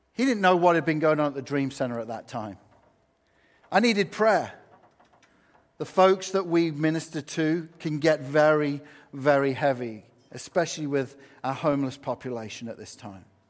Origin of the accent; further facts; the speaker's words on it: England, United Kingdom; now in United States; I'm from England